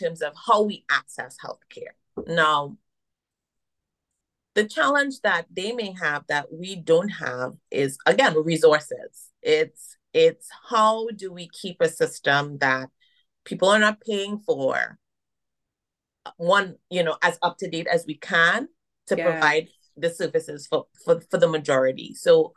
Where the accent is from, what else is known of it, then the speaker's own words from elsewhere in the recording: Trinidad & Tobago; moved away as an adult; now in United States; I was born here and I left around four and I moved to Trinidad. That's where my mom is from and my dad is from Jamaica. So I am a Caribbean woman. I identify as that. You can hear it. I can't hide it. That's where I was raised.